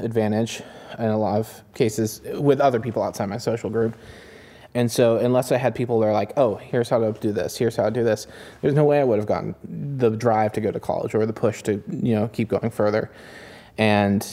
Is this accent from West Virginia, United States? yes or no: yes; Elkins, West Virginia, United States; I grew up in Elkins, West Virginia, in a fairly lower middle class family